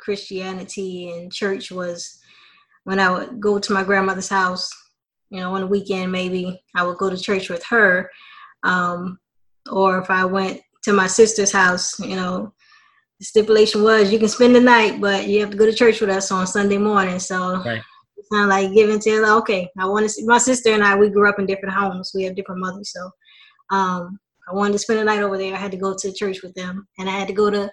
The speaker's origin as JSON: {"language": "English", "town": "Baltimore", "region": "Maryland", "country": "United States", "also_born_or_lived": "Tallahassee, Florida", "moved": "as an adult", "said": "being originally from Baltimore, Maryland, I knew nobody in Tallahassee"}